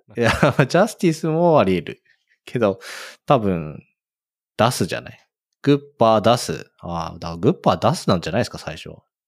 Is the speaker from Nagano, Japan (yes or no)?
no; Fujisawa, Kanagawa, Japan; 私の地元の藤沢なんですけど